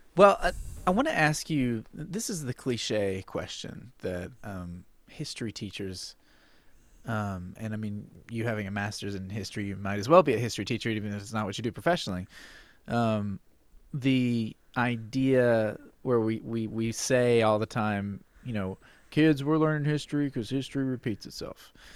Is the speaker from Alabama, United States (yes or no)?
yes; Alabama, United States; I am from Alabama. I'm sitting in Alabama right now. I grew up in Alabama.